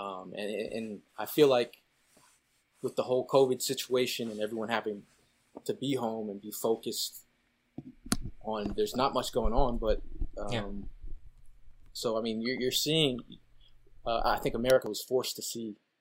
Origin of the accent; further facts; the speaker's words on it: Connecticut, United States; moved away; also born or lived in New York City area; growing up in Connecticut